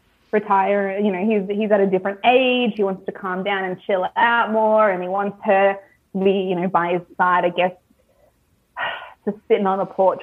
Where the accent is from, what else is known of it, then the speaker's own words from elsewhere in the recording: Australia; I don't hold Australian men to a very high standard. I've been single for many a year because I don't want to date an Australian man.